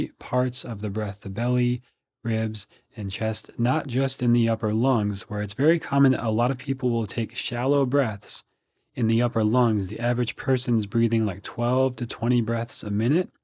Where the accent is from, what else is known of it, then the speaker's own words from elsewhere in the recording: Minnesota, United States; now in Austin, United States; I grew up in Minnesota, so I'm used to the cold weather